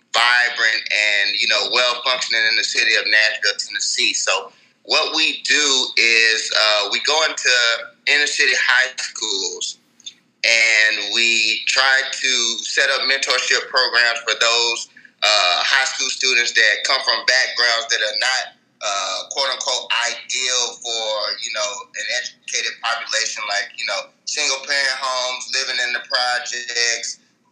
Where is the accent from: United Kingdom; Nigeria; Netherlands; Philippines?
Nigeria; You know, I'm a Nigerian, but I'm also an African-American.